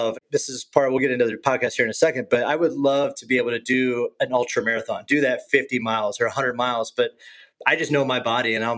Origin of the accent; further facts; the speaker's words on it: Illinois, United States; also born or lived in Boulder; now in San Diego, United States; I grew up in Illinois